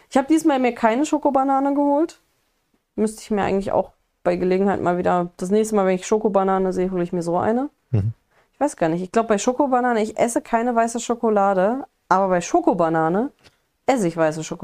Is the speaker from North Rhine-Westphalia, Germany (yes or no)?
yes; Wenden, North Rhine-Westphalia, Germany; bei uns äh, Wendner Kirmes also da, wo ich bei uns so, kann ich eigentlich gar nicht mehr sagen, da wo ich aufgewachsen bin